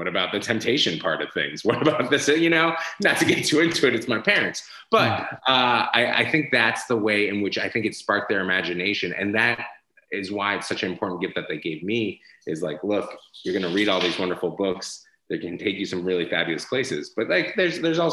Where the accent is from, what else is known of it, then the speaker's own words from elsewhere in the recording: Boston, Massachusetts, United States; moved away; also born or lived in San Francisco; I grew up in Boston